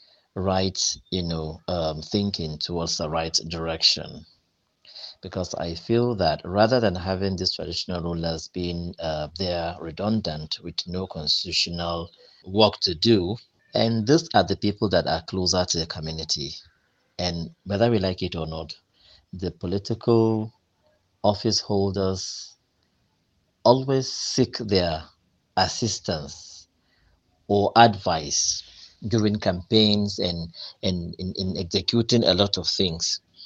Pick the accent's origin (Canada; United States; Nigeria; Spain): Nigeria; Kano, Kano State; I'm from Kano.